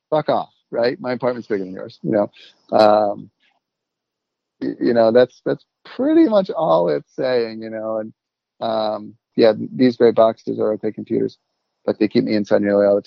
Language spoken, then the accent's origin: English; Baltimore, Maryland, United States; being from Baltimore